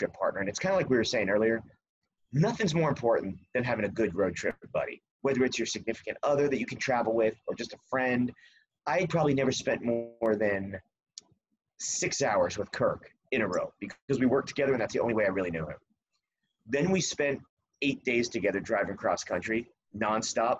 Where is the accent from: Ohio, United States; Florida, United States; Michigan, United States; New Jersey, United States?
New Jersey, United States; moved away as an adult; now in California, United States; I grew up in Jersey and I moved to California